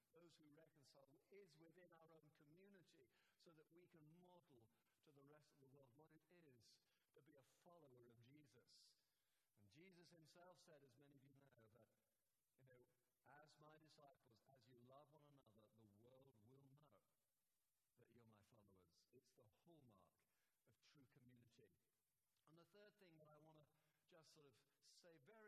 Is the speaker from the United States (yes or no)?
no; St Albans, East of England, United Kingdom; I said, oh, from St. Albans.